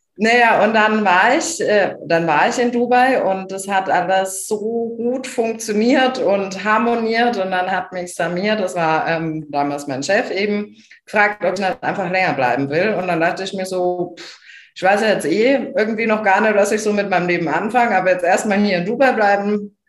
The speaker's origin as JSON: {"language": "German", "region": "small Bavarian village", "country": "Germany", "tie": "born or raised there", "first_language": "German", "said": "kleines bayerisches Dorf"}